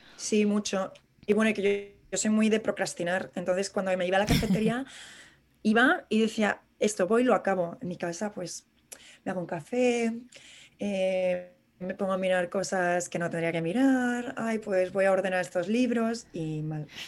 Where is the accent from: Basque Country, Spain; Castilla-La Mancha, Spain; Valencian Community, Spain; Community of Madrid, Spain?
Community of Madrid, Spain; Madrid; moved away as an adult; now in New York, United States; como madrileños por el mundo